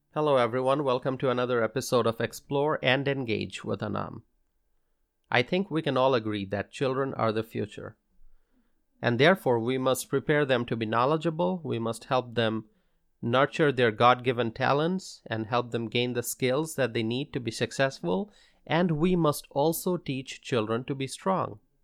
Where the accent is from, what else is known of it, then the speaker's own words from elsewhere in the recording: Wisconsin, United States; In my home state of Wisconsin